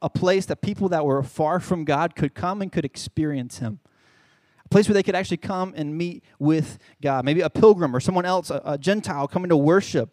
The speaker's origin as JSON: {"language": "English", "town": "Charlotte", "region": "North Carolina", "country": "United States", "moved": "as an adult", "lives_now": "San Antonio, United States", "said": "I'm originally from Charlotte, North Carolina."}